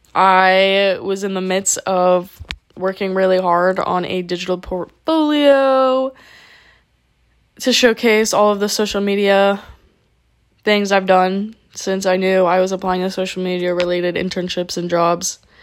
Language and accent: English; South Florida, United States; moved away as an adult; I had no choice but to move back to my hometown